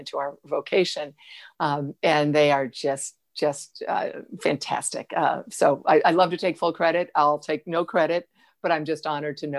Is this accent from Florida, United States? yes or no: no; Ottawa Hills, Ohio, United States; moved away; my hometown of Ottawa Hills, a suburb of Toledo, Ohio